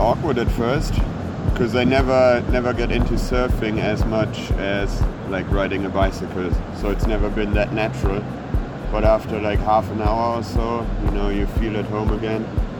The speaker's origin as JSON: {"language": "English", "region": "Hamburg", "country": "Germany", "said": "Germany, Hamburg."}